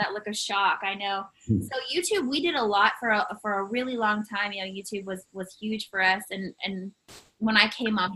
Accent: Canada; as a Canadian

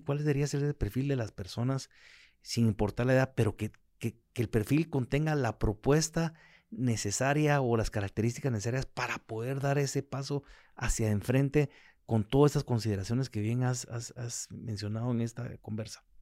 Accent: Guatemala; yo como ciudadano, como, como guatemalteco

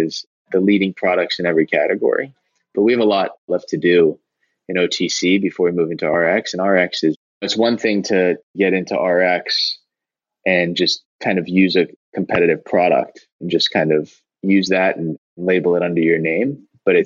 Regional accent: United States; I'm an American

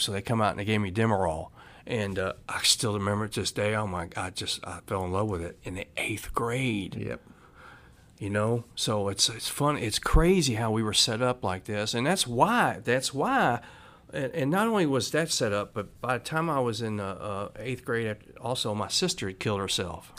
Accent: Louisville, Kentucky, United States; I grew up in Louisville, Kentucky

